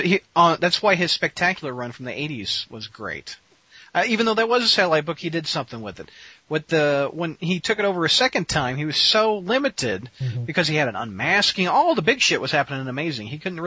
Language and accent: English; Missouri, United States; my home state of Missouri, St. Louis, Mo.